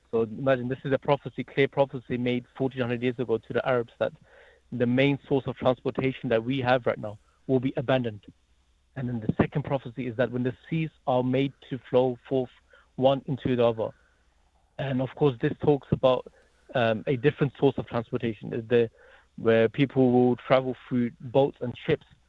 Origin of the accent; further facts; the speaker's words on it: Croydon, London, United Kingdom; moved away as an adult; also born or lived in Germany; now in Hamilton, New Zealand; that's where I lived for almost, you know, 12 to 13 years in Croydon, South London